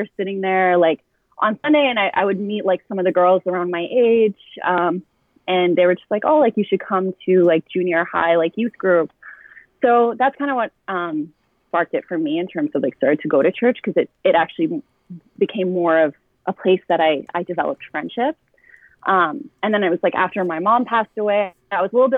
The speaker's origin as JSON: {"language": "English", "town": "Ottawa", "region": "Ontario", "country": "Canada", "tie": "born or raised there", "also_born_or_lived": "Orleans, Ottawa", "said": "my community that I grew up with in the South"}